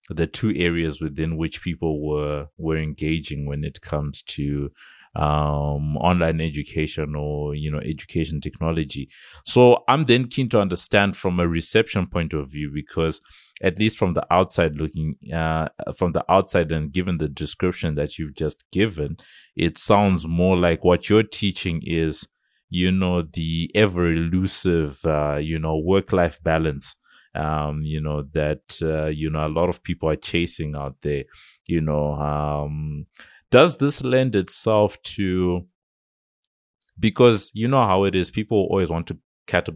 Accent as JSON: {"language": "English", "country": "Zimbabwe", "tie": "born or raised there", "said": "When I grew up in Zimbabwe"}